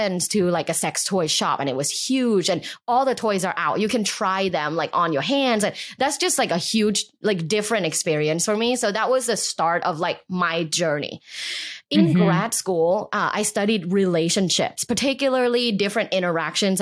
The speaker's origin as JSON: {"language": "English", "region": "Bangkok", "country": "Thailand", "tie": "born or raised there", "also_born_or_lived": "Los Angeles", "moved": "yes", "said": "I grew up in Bangkok, Thailand"}